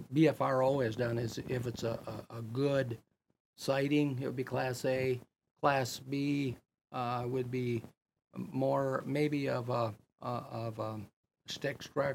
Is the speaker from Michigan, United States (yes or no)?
yes; Greenville, Michigan, United States; moved away as an adult; now in West Branch, United States; I'm from Greenville, Stanton, Sheridan area.